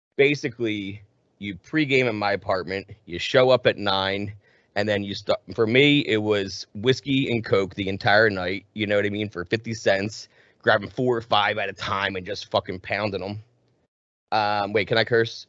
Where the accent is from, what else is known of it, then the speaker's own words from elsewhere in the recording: right outside of Philadelphia, New Jersey, United States; I was born and raised right outside of Philly.